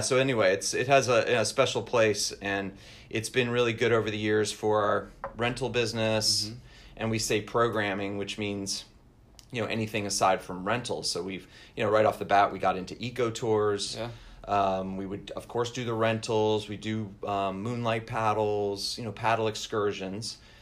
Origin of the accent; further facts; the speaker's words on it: Long Island, New York, United States; moved away as an adult; I'm originally from north the Northeast, so I grew up in New York